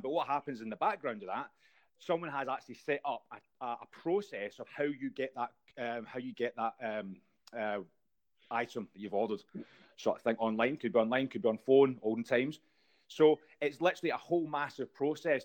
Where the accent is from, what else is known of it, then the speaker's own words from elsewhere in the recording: Scotland, United Kingdom; I'm Scottish